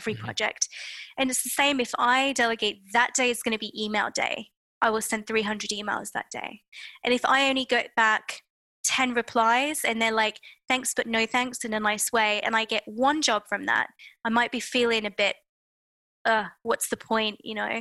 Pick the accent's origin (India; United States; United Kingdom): United Kingdom; being British